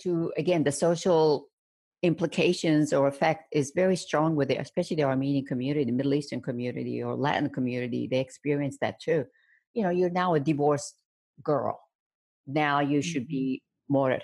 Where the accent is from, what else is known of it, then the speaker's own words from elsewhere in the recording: Baghdad, Baghdad Governorate, Iraq; moved away; my hometown, Baghdad